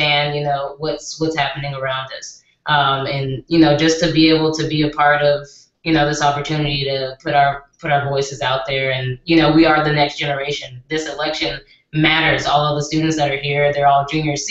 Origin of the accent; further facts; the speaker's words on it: Georgia, United States; moved away; I'm from Georgia